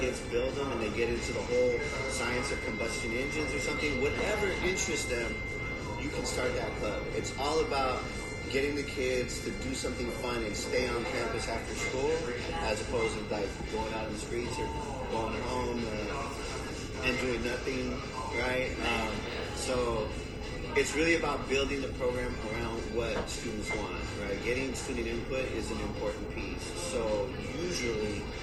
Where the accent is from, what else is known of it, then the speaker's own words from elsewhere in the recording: San Diego, California, United States; now in Chula Vista, United States; I am from New San Diego, nice people call it City Heights, right there across the street from Wilson Junior High